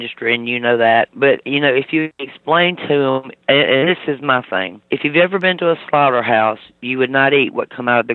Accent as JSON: {"language": "English", "region": "Mississippi", "country": "United States", "moved": "yes", "said": "I'm originally from Mississippi"}